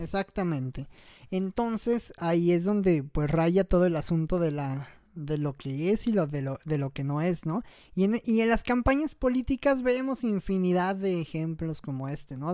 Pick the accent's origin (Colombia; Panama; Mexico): Mexico; los ciento y tantos millones que somos de mexicanos